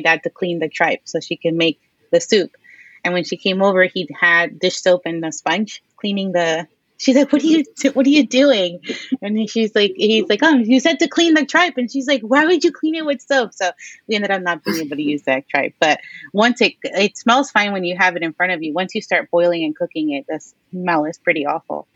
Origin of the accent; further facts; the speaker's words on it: New York City, New York, United States; we grew up here in Queens